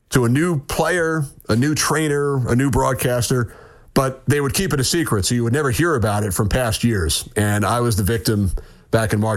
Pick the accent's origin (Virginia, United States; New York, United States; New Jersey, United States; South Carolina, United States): New York, United States; growing up in New York with a father who worked for the Rangers